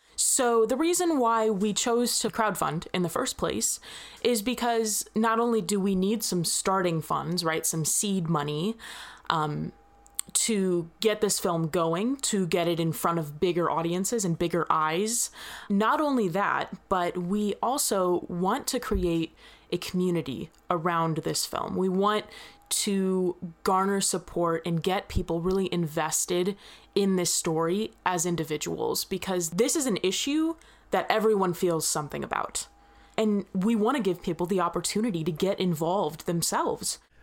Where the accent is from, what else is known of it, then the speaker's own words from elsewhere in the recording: Missouri, United States; I'm from Missouri